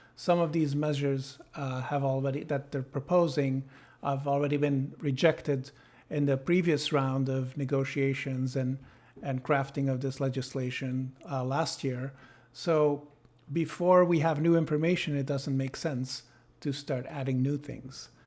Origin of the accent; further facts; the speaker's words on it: Sydney, New South Wales, Australia; now in Belgium; I was born in Sydney